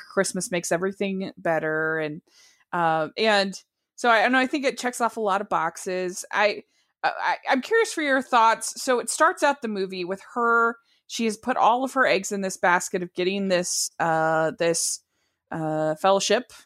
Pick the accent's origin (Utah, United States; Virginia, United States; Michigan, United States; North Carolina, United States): Utah, United States; I'm from Utah